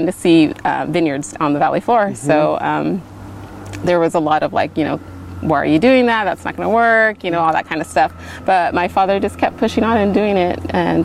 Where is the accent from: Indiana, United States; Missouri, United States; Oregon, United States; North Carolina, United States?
Oregon, United States; Gaston; now in Dayton, United States; I grew up out in Gaston